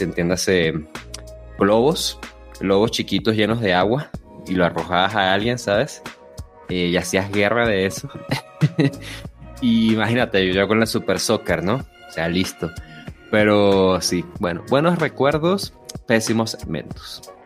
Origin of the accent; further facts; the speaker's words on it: Venezuela; de niños lo que hacíamos era hacer guerras de bombas de agua